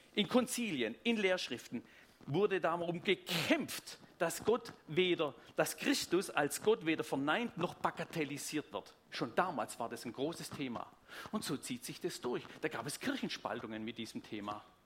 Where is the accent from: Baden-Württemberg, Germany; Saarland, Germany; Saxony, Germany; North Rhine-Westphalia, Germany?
Baden-Württemberg, Germany; Tübingen; accent: Swabian; Sonst wäre es einfach Schwäbisch. Ich komme aus Tübingen